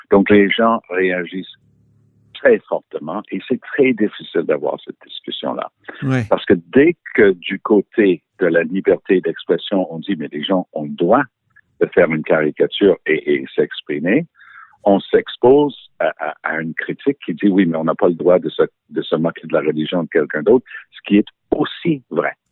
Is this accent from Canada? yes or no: no; United Kingdom; accent: English; French is a second language; now in France; Et oui, j'ai mon passeport français malgré mon petit accent anglais.